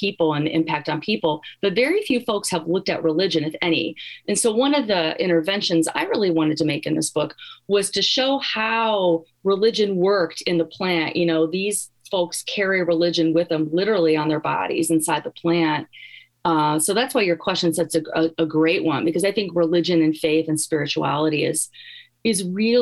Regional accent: Gary, Indiana, United States; now in Iowa, United States; I'm from Gary, Indiana.

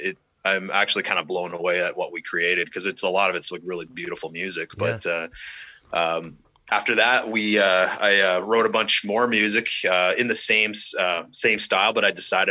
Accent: Toronto, Ontario, Canada; now in Durham Region, Canada; I'm originally from the Toronto area. I spent the last 30 years living in Durham region

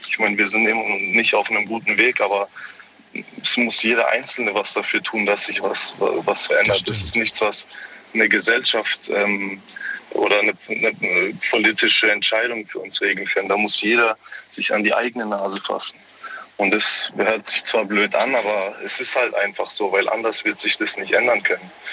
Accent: Germany; ich bin äh, gebürtig Deutscher, habe zwar andere Vorfahren

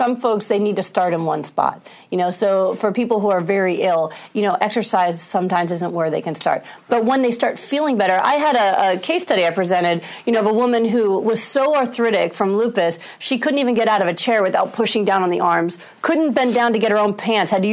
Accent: New York, United States; I'm a New Yorker.

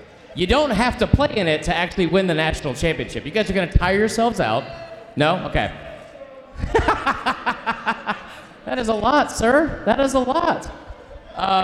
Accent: Stone Mountain, Georgia, United States; I am from Stone Mountain, Georgia. I grew up here

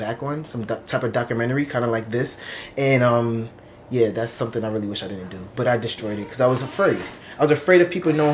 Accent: New York City, New York, United States; also born or lived in East Meadow, Long Island, New York; second grade is when I came to Brooklyn.

